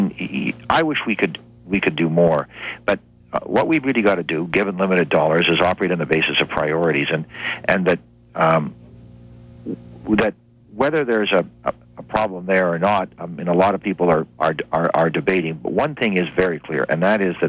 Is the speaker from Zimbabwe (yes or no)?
no; Windsor, Ontario, Canada; now in Quebec, Canada; I grew up in Ontario. I grew up not far from here in Windsor